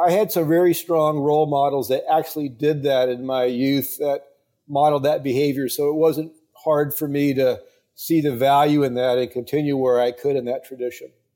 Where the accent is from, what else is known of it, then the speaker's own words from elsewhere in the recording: Tampa, Florida, United States; my hometown, Tampa?